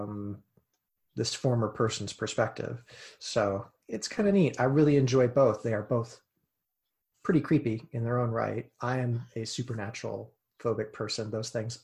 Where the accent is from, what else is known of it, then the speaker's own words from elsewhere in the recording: United States; as an American